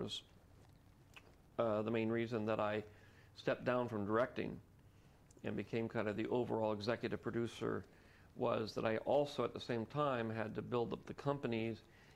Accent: San Francisco, California, United States; I grew up in San Francisco here

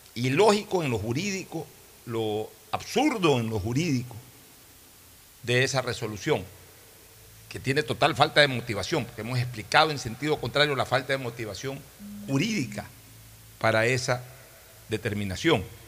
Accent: Ecuador; soy ecuatoriano

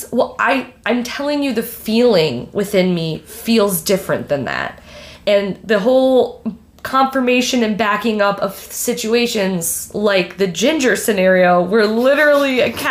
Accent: Michigan, United States; I'm from Michigan.

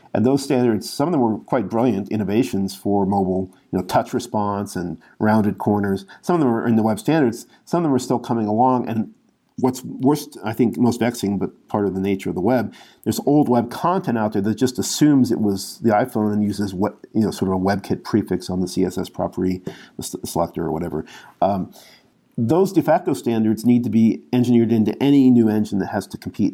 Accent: United States; as an American

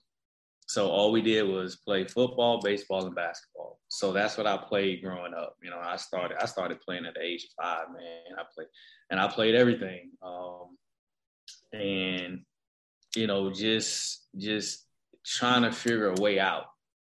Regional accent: Riviera Beach, Florida, United States; moved away as an adult; now in Chattanooga, United States; I'm from West Palm, but I'm really from Riviera Beach

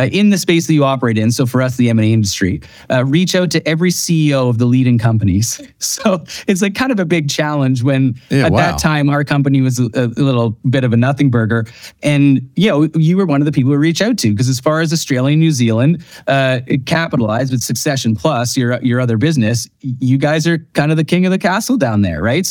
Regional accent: outside of Toronto, Ontario, Canada; now in Revelstoke, Canada; I grew up outside of Toronto

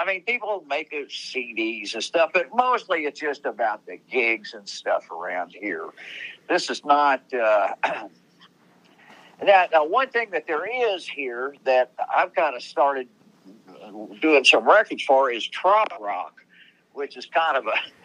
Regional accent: Indiana, United States; I'm from Indiana

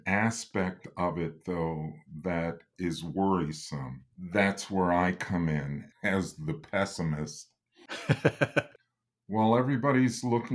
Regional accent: Lansing, Michigan, United States; moved away as an adult; now in Detroit, United States; I was originally from Lansing, Michigan, just 90 miles up the road

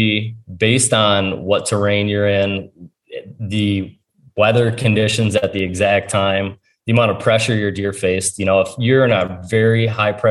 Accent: Ohio, United States; it's my home state

